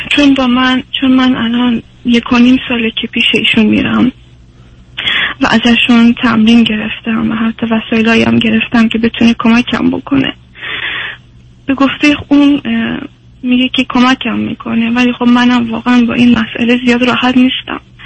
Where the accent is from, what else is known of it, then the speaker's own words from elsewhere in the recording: Iran; also born or lived in Afghanistan; now in Sweden; من چون بزرگ شده ایرانم